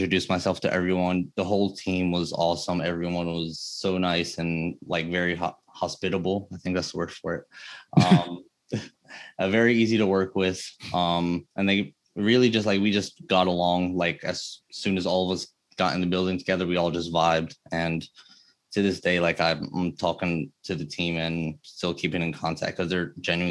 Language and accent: English; New Jersey, United States; my parents are both from Egypt. My mom is from Cairo and my dad is from Luxor. I was born in New Jersey